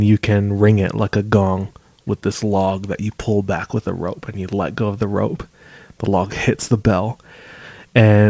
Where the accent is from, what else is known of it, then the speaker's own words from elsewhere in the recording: Temple Valley, Hawaii, United States; moved away; my hometown, it's called Temple Valley